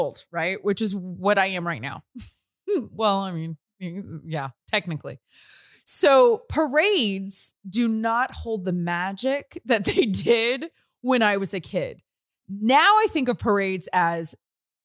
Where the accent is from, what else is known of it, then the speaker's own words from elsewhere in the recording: Natchitoches, Louisiana, United States; moved away; I grew up in northern Louisiana